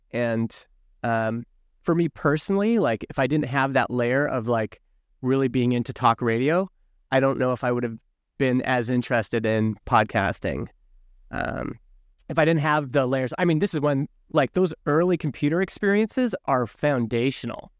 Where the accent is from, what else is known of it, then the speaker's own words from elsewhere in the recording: Alberta, Canada; I grew up in Alberta, which is, like, kind of conservative country here in Canada